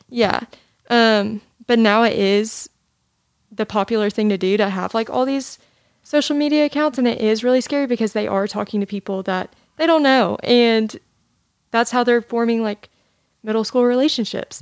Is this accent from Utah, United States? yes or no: no; Jackson, Tennessee, United States; I am from Jackson, Tennessee